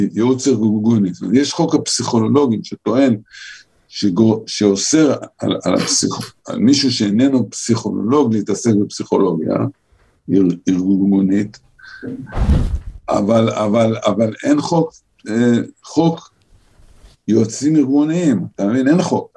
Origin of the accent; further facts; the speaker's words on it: Holon, Tel Aviv District, Israel; אני גדלתי בחולון של שנת ה, שנות ה-50 וה-60